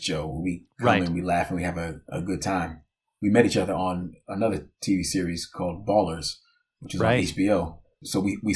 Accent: Sayreville, New Jersey, United States; also born or lived in Orange, New Jersey; I was born in Orange, New Jersey, and I grew up in a town called Sayreville, New Jersey

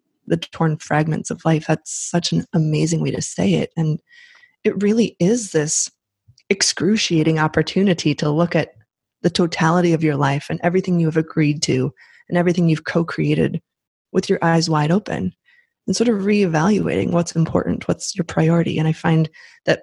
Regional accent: Midwest, United States; accent: Midwest; moved away; my Midwest accent

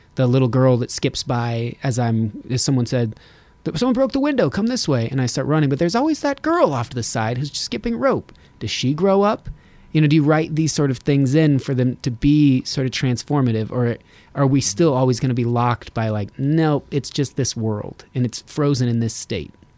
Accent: Reno, Nevada, United States; I'm from Reno, Nevada

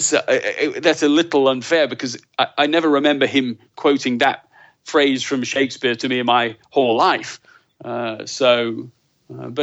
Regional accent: Leeds, Yorkshire and the Humber, United Kingdom; moved away as an adult; also born or lived in London / Colorado; I was born in London, grew up in Leeds

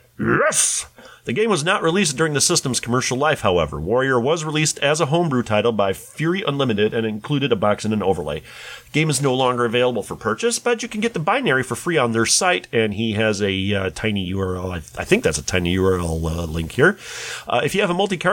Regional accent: Puerto Rico; the local mall in my hometown in Puerto Rico

